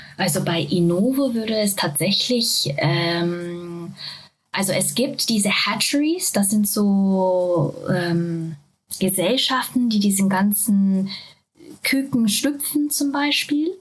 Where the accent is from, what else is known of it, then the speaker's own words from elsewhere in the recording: Japan; German is a second language; now in Germany; Ich bin ursprünglich aus Japan, das heißt, äh, Deutsch ist leider nicht meine Muttersprache